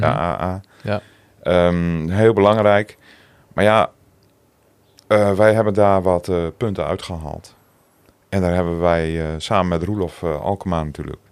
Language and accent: Dutch; Zandeweer, Groningen, Netherlands; accent: Gronings; moved away as an adult; also born or lived in Appingedam / Roden; now in Assen, Netherlands; Geboren in Appingedam, getogen in Zanderweer